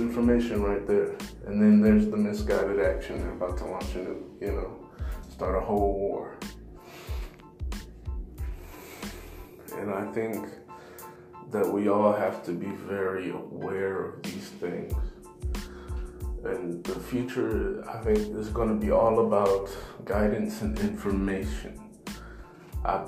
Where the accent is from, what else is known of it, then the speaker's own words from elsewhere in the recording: United States; I'm an American. I was born and raised here